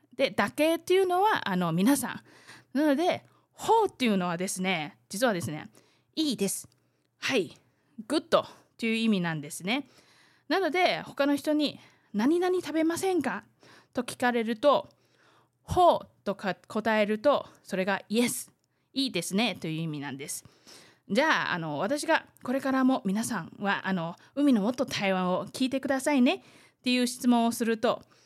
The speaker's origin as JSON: {"language": "Japanese", "country": "Taiwan", "tie": "born or raised there", "said": "台湾生まれ、 台湾育ち"}